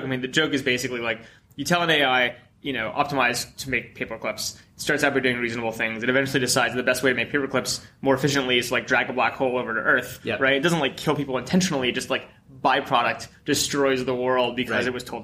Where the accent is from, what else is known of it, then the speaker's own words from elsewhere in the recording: East Coast, United States; I grew up on the East Coast.